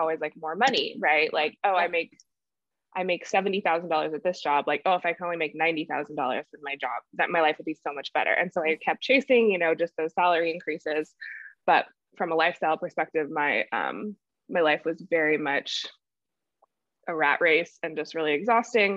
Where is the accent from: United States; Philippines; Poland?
United States; California; moved away as an adult; also born or lived in New York City; I'm born and raised in California